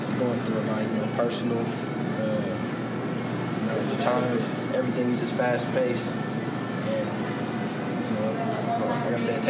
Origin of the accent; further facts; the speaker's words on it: Kansas City, Kansas, United States; I grew up in Kansas City, Kansas, Wyandotte County area, school at Washington High School.